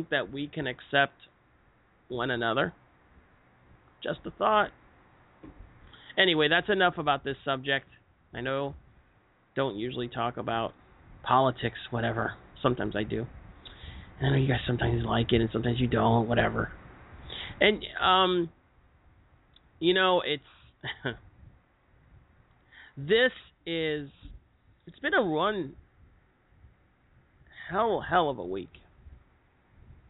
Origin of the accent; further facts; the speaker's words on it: United States; our freedom as Americans